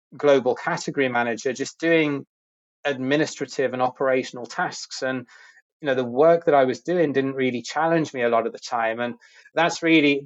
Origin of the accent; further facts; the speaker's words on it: United Kingdom; moved away as an adult; I'm originally from the UK, where I grew up and did my education and started my career